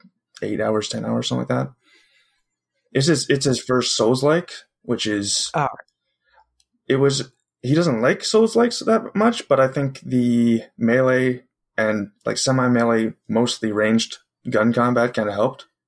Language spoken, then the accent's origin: English; Ontario, Canada; I'm from Canada. I'm from Ontario, Canada.